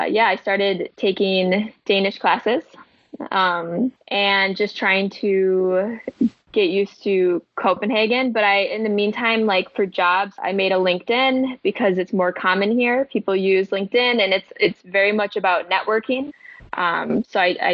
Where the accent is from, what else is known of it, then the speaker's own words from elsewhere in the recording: Madison, Wisconsin, United States; moved away as an adult; also born or lived in La Crosse, Wisconsin; now in Denmark; I had started teaching as a first grade homeroom teacher in my hometown of Madison